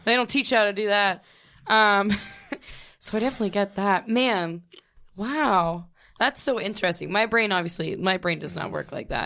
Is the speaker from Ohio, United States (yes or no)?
yes; Youngstown, Ohio, United States; Youngstown, where I'm from